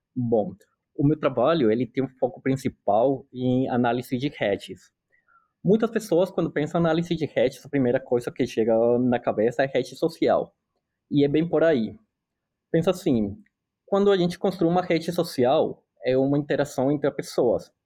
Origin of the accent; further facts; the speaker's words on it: Colombia; Portuguese is a second language; moved away as an adult; also born or lived in São Paulo, Brazil; now in North Carolina, United States; eu sou colombiano, eu sou médico veterinário na Colômbia